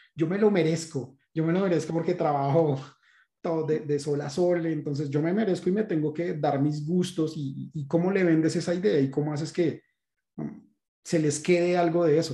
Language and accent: Spanish; Colombia; como colombianos en general